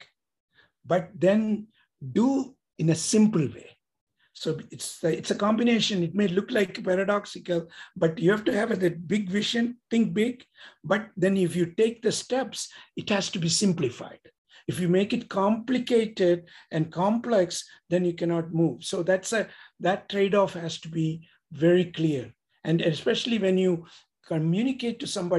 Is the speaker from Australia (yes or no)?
no; India; moved away as an adult; now in United States; we came from India. My kids are born here.